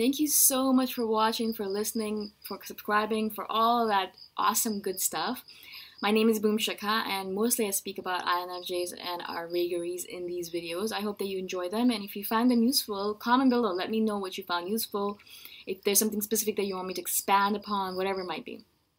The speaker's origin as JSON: {"language": "English", "country": "India", "also_born_or_lived": "Middle East / Canada / United States", "lives_now": "Thailand", "said": "I live in Thailand right now. I'm originally from India, as you can tell by my face. I'm from India originally, but my parents moved around a lot."}